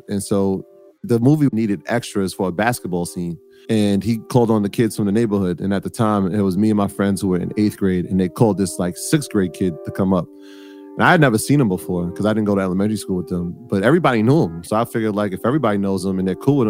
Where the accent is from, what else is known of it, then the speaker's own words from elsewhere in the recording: New York City, New York, United States; I was born in the South Bronx in the early 80s. My parents are Jamaican, and so I'm first generation American